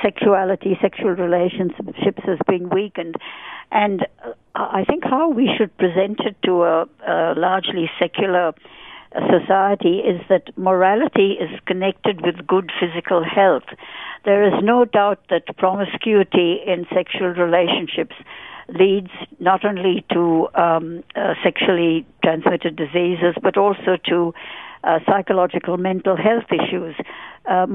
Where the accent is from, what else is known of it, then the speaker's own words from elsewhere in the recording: India; moved away as an adult; also born or lived in United Kingdom; now in Australia; I was born in India and lived there for 23 years